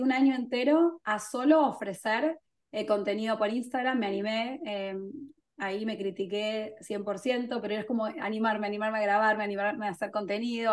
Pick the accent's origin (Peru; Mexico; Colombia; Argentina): Argentina; moved away; also born or lived in England; soy argentina, pero yo vivía en Inglaterra en ese momento